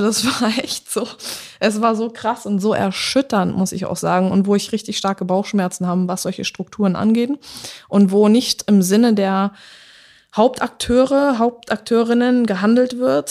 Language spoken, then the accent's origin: German; Germany; also born or lived in England; ich bin aus Deutschland.